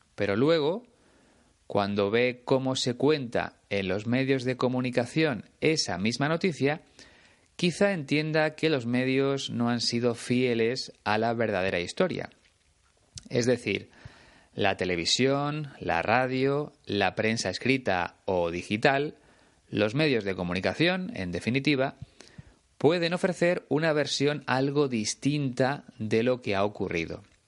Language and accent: Spanish; Spain; una de las emisoras de radio más importantes de mi país, Onda Cero